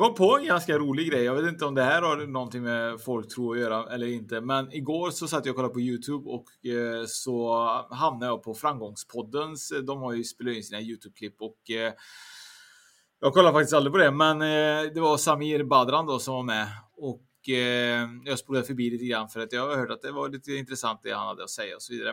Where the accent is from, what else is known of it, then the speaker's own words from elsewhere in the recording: Trollhättan, Västra Götaland, Sweden; där jag kommer från, Trollhättan